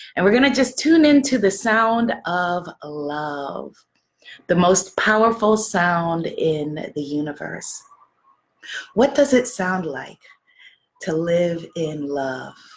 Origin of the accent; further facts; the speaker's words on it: New York City, New York, United States; I'm from New York City